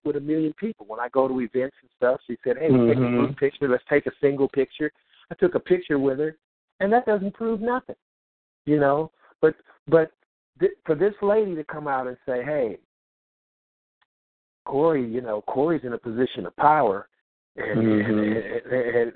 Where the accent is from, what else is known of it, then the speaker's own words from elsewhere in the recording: Bay Area, California, United States; in the neighborhood where we grew up in the Bay Area